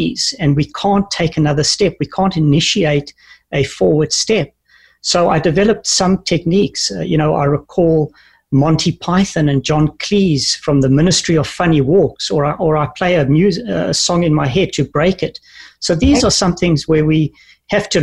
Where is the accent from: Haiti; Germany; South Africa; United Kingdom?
South Africa; moved away; also born or lived in New Zealand / Canada; growing up in South Africa